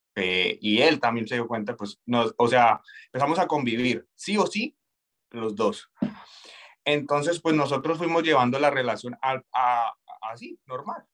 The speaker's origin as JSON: {"language": "Spanish", "country": "Colombia", "moved": "as an adult"}